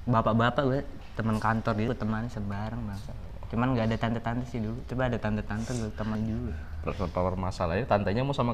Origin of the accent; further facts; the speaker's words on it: Gunungkidul, Special Region of Yogyakarta, Indonesia; born there; also born or lived in Sleman; kau ngomong Jogja tapi dukung Sleman maksudmu apa ya kan gue lahir di Gunung Kidul ya